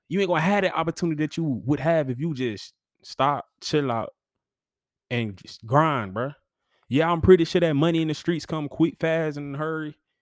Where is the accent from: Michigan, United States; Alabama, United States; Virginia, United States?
Alabama, United States; Huntsville; I grew up in Huntsville being a bulldog